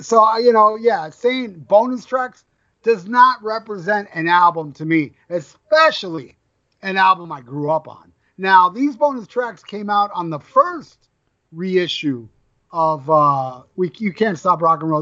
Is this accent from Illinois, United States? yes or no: no; Florida, United States; I'm from Florida